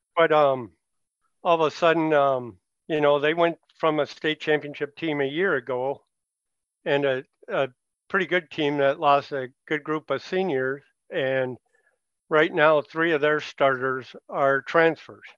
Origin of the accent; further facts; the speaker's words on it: Richfield, Minnesota, United States; growing up in Richfield in the seventies